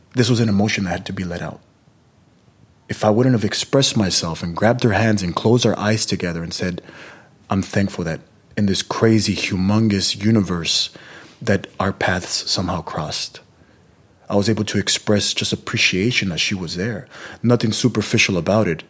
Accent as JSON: {"language": "English", "region": "California", "country": "United States", "tie": "born or raised there", "said": "My parents are Mexican. I'm born and raised in California, but my parents are Mexican."}